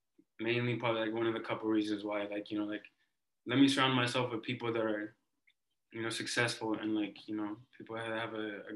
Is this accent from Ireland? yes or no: no; Ethiopia; English is a second language; No, I met, like, I don't know if you know, but I'm from Ethiopia. Like, I was born in Ethiopia.